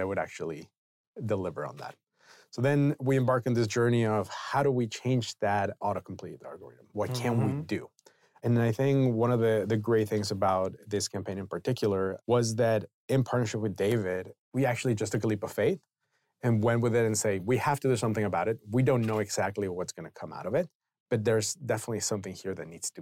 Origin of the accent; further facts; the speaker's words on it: Mexico City, Mexico; moved away as an adult; also born or lived in San Diego; now in United States; I was born and raised in Mexico City. I grew up there until I moved here to the U.S. around 2001 to go to college here.